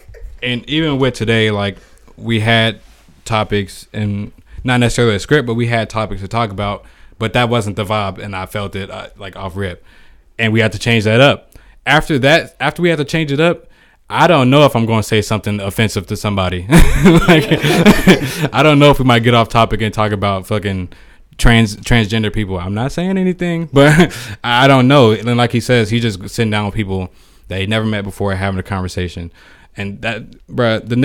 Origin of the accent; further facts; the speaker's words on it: Riverdale, United States; Growing up in Riverdale, it's like 80-90% black people.